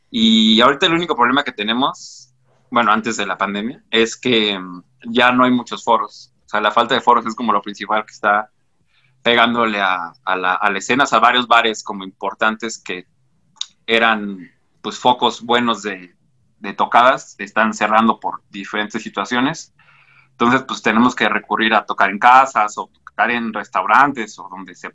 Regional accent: Mexico City, Mexico; como nosotros somos de la Ciudad de México

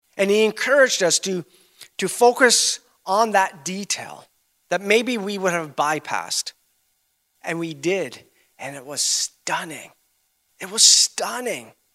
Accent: Canada; we're, we're from Canada.

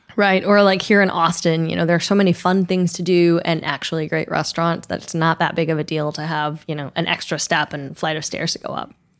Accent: Taiwan; moved away; I grew up in Taiwan, so Taipei is always gonna be my home airport.

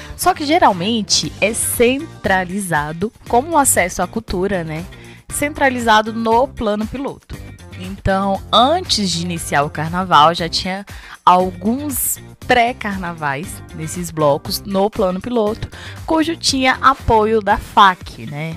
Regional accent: Ceilândia, Federal District, Brazil; E eu nasci na Ceilândia, eu lembro que eu morei minha vida quase tudo na Ceilândia

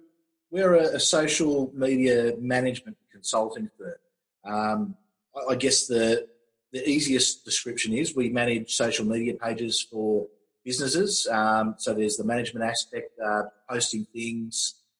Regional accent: Sutherland Shire, New South Wales, Australia; now in Wollongong, Australia; No, I was born in Sydney, but did the rounds as a kid. My father was in the police, so a few country towns before we finally settled in the Sutherland Shire in the south of Sydney

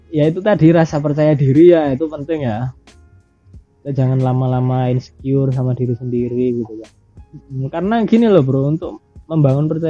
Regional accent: Riau, Indonesia; misalnya kita dari kecil kita hidup di Riau misalnya kayak aku di sana pasti aku punya trauma-trauma kecil

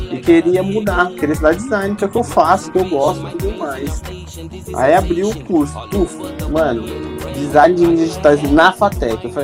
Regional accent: São Paulo, Brazil; eu sou de São Paulo, a gente gosta de abreviar as coisas, né, mano?

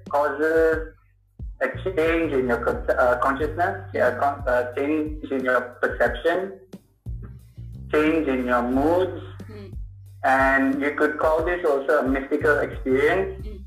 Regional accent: Malaysia; moved away; also born or lived in Indonesia; I'm Malaysian

